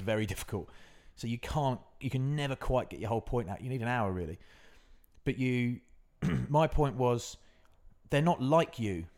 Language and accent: English; West Country, South West England, United Kingdom; I'm from the West, I'm living the West Country